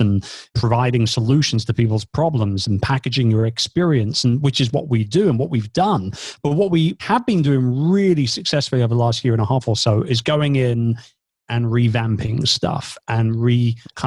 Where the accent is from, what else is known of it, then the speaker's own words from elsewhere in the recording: England, United Kingdom; moved away as an adult; also born or lived in Philippines; I'm British. And since 2 years ago, we've now been based here back in England.